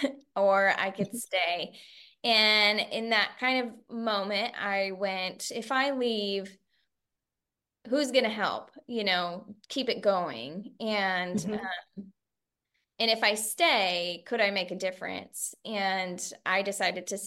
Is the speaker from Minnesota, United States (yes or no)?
no; Central Coast, California, United States; I was raised here in the Central Coast by my mother